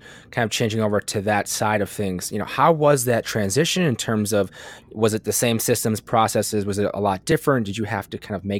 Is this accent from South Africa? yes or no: no; Wisconsin, United States; I'm from Wisconsin